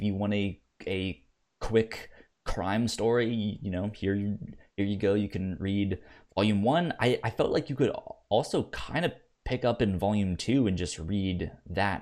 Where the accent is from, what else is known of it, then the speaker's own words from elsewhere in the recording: Virginia, United States; where I grew up in Virginia